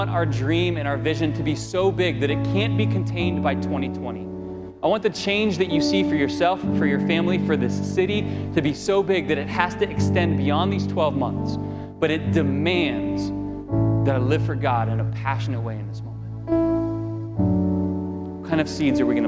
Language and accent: English; Florida, United States; I grew up in Florida for the most part